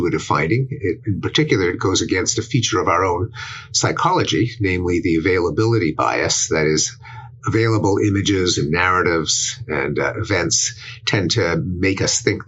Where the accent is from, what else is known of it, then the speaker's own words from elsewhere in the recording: Montreal, Quebec, Canada; moved away as an adult; now in United States; I'm expatriate Canadian who's spent most of his adult life in the United States